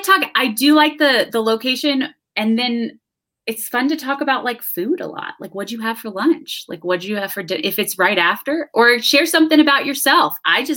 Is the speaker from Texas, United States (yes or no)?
yes; Houston, Texas, United States; moved away as an adult; also born or lived in Austin, Texas; now in Denver, United States; I grew up in Houston and then I lived in Austin for a while, and then now I've moved to Denver from Austin.